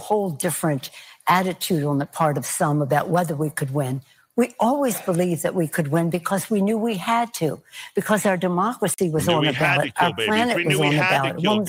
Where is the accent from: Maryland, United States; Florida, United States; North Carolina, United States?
Maryland, United States; now in California, United States